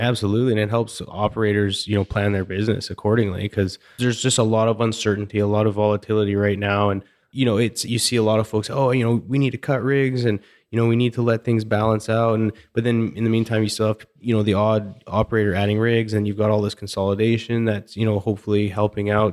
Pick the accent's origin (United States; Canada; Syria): Canada; moved away; Growing up in Canada